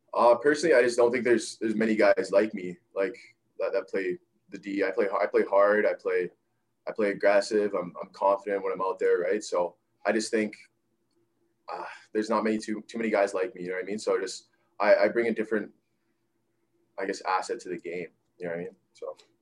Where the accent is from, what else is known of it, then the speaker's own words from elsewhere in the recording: Winnipeg, Manitoba, Canada; now in Kamloops, Canada; I was from Winnipeg